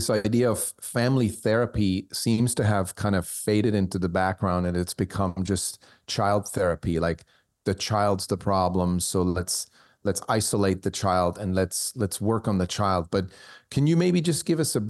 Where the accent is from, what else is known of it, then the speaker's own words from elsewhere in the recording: Switzerland; moved away; I was born in Switzerland, I speak German